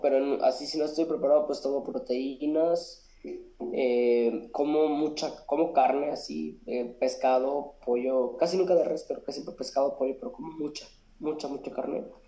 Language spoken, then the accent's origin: Spanish; Monterrey, Nuevo León, Mexico; Soy de Monterrey, eh, Monterrey Nuevo León.